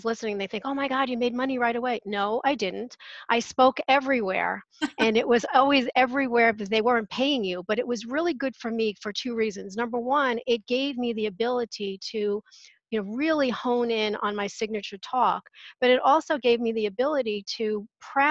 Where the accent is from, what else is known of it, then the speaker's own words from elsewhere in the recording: New York, United States; moved away; I'm originally from New York